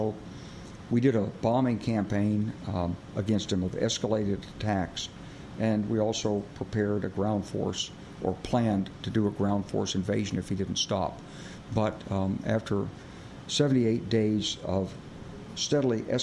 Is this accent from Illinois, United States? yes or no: no; Arkansas, United States; I'm from Arkansas. You know, I grew up with guns.